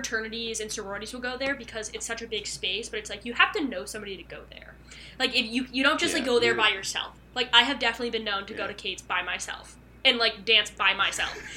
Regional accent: Connecticut, United States; I'm from Connecticut

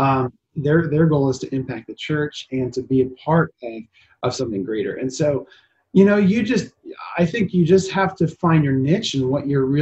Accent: Hopatcong, New Jersey, United States; moved away as an adult; also born or lived in Covington, Louisiana / Colorado Springs, Colorado; now in York, United States; originally from New Jersey. I grew up in Hopatcong

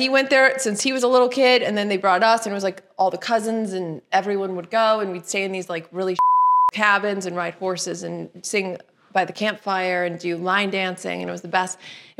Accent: Midwest, United States; accent: Midwestern; Oh, my poor Midwestern accent's gone. Because I've lived here longer than...

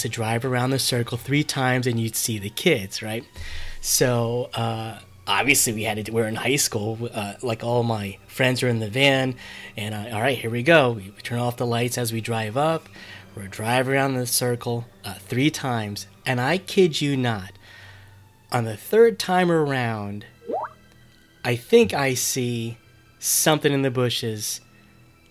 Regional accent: New Jersey, United States; I grew up in North Jersey myself

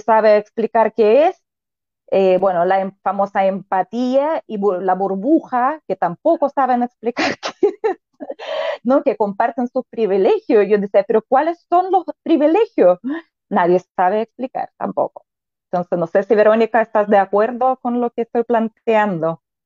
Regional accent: Belarus; born or raised there; moved away as an adult; now in Chile

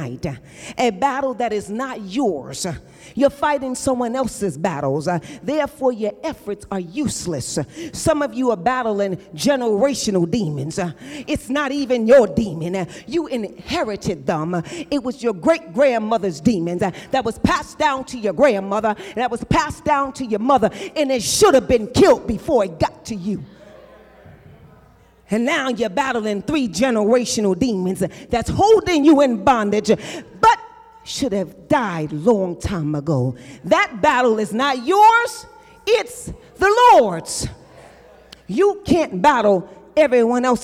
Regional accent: New York, United States; I'm from New York, where I grew up in the projects.

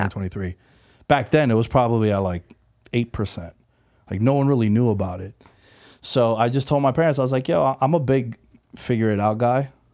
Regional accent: New York City, New York, United States; moved away as an adult; now in Las Vegas, United States; born and raised New Yorker. I'm from Queens. Uh, I just moved out to Vegas in September

